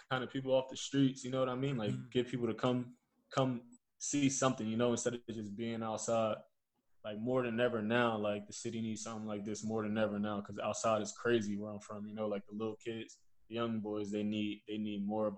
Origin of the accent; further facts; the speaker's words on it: Trenton, New Jersey, United States; moved away as an adult; also born or lived in Philadelphia / Germany; where I'm from Trenton, New Jersey, you know. So it's like this is my home